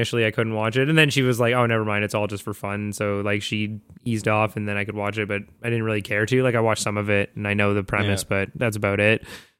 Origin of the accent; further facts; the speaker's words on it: North Vancouver, British Columbia, Canada; And I grew up in Vancouver, right? Or in North Vancouver.